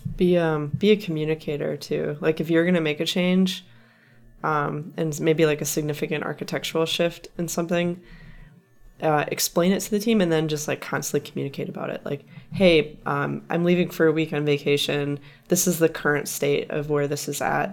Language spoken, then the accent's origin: English; Wisconsin, United States; now in California, United States; my home state, Wisconsin.